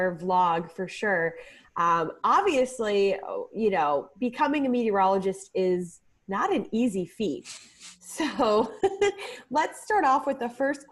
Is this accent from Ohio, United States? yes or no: yes; Cleveland, Ohio, United States; I grew up in Cleveland